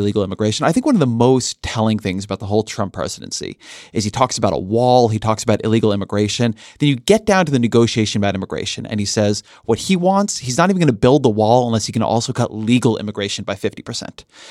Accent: Orange County, California, United States; I grew up in Orange County, California

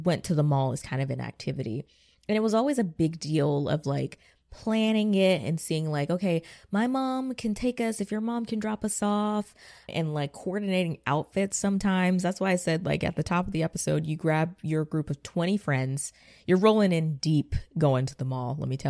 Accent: Georgia, United States; I'm from Georgia

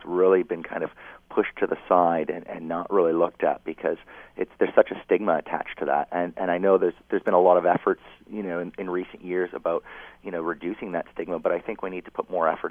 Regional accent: Kitchener, Ontario, Canada; I grew up in Kitchener

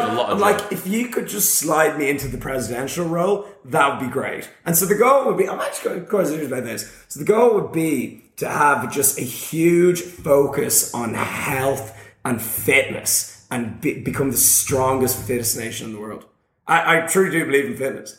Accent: Ireland; I'm from Ireland

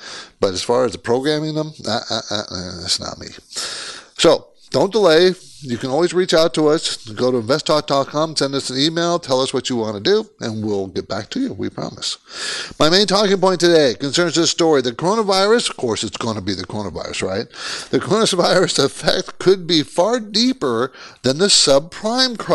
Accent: San Diego, California, United States; also born or lived in Olympia, Washington / Seattle, Washington; moved to San Diego. I grew up in San Diego, but I was born there

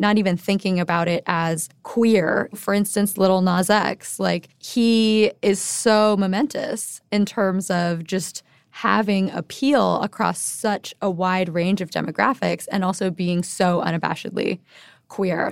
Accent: Honolulu, Hawaii, United States; moved away as an adult; also born or lived in Bay Area / New York; I'm born and raised in Honolulu. I moved to the mainland, as we call it, after high school to go to college

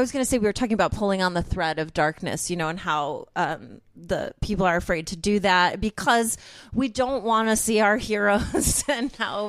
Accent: Chicago, Illinois, United States; I'm from Chicago

